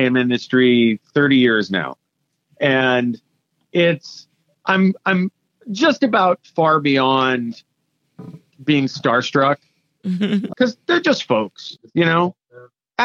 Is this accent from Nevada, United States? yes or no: no; Scranton, Pennsylvania, United States; I grew up in Scranton, Pennsylvania